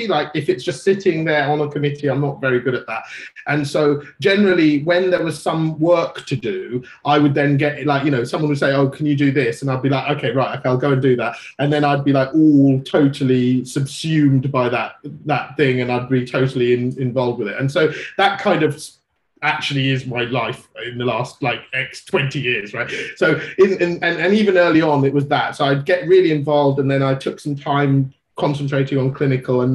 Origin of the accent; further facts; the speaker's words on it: London, United Kingdom; also born or lived in Sri Lanka / Nigeria; I grew up in Northeast London, and then I went to the local medical school